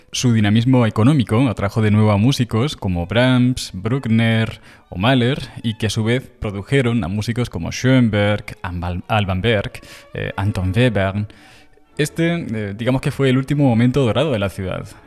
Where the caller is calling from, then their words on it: Toledo, Castilla-La Mancha, Spain; Hola Juan, ¿qué hay? … de Toledo.